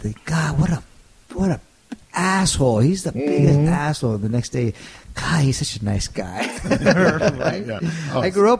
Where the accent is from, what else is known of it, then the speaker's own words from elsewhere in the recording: California, United States; he grew up in El Paso and I grew up in California.